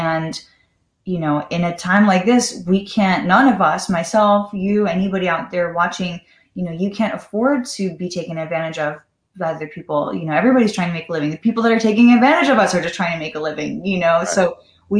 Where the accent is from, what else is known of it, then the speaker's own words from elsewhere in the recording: Los Angeles, California, United States; growing up in Los Angeles, I was that hard partying, drinking all the time